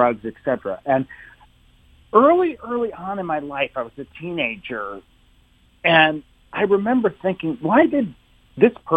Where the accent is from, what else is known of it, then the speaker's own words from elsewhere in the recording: Maryland, United States; also born or lived in Summit, New Jersey; but I moved to Maryland. I grew up there